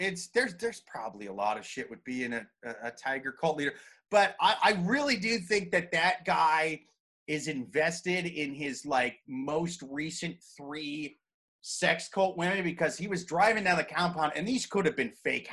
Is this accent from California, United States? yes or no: no; Ames, Iowa, United States; now in New York City, United States; my home state of Ames, Iowa